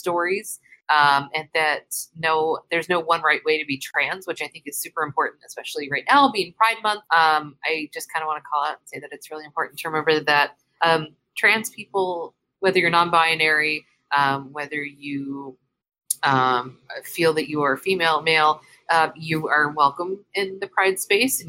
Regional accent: California, United States; moved away; I'm from California

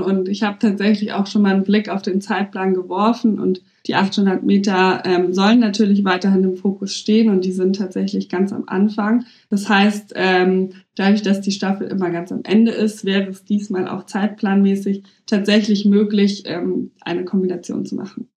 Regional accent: Munich, Bavaria, Germany; moved away as an adult; now in Berlin, Germany; ich bin ja auch gebürtig aus München und habe einfach noch nie woanders gewohnt

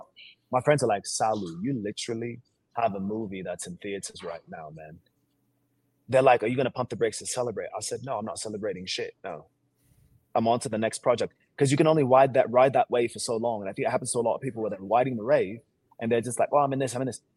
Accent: Seattle, Washington, United States; accent: American; moved away as an adult; also born or lived in Sierra Leone; now in Los Angeles, United States; Originally, I'm from Sierra Leone, West Africa, and I came to the States when I was 3 years old. I came with an uncle, my dad's uncle, my brother and I. And then I grew up in Seattle, Washington

